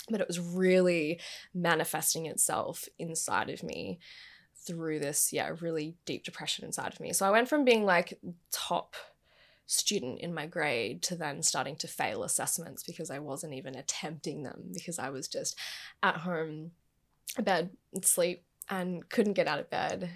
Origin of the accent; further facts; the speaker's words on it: Gold Coast, Queensland, Australia; I was born and raised on the Gold Coast